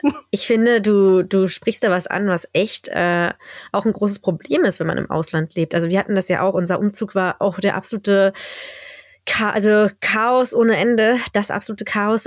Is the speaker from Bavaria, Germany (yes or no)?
no; Berlin, Germany; now in Skellefteå, Sweden; habe denen meine Heimat gezeigt, habe denen Berlin gezeigt